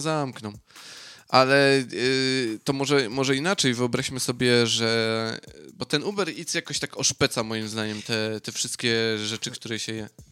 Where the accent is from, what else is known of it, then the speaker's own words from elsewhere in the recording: Silesian Voivodeship, Poland; now in Australia; Ja jestem ze Śląska, no to u nas y, rolada i kluski śląskie.